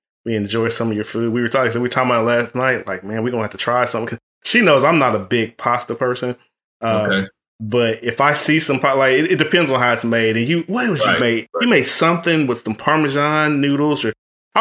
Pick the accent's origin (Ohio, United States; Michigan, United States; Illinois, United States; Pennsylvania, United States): Ohio, United States; now in Fort Worth, United States; I'm from Ohio